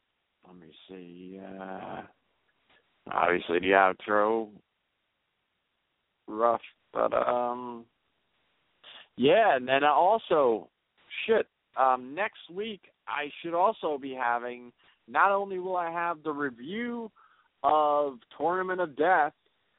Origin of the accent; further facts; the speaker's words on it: Detroit, Michigan, United States; God, I was raised in Detroit, and, you know, I have a lot of things to talk to that guy about.